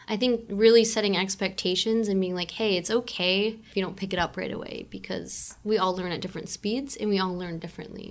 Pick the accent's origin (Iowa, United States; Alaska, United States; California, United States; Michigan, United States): Michigan, United States; Newport; moved away as an adult; now in Pacifica, United States; I was born and raised in Michigan